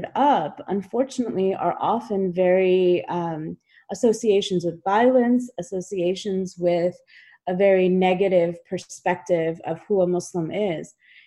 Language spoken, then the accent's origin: English; United States; also born or lived in Kashmir; I immigrated to the United States when I was 3 years old